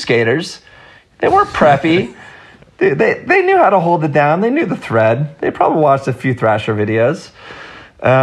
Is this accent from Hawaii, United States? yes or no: no; Los Altos Hills, California, United States; I grew up in Los Altos Hills